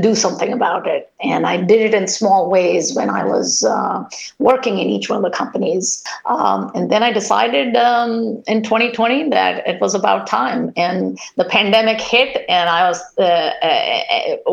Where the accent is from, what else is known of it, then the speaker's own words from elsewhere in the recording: India; moved away as an adult; now in United States; I grew up in India, went to a school that was the ratio of men to women was 100-1.